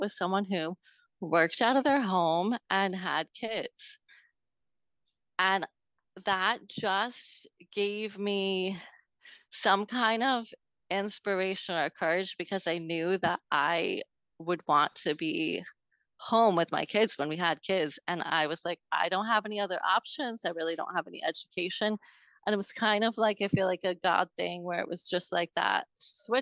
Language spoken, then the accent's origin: English; New York, United States; I'm from New York State, a couple hours north of New York City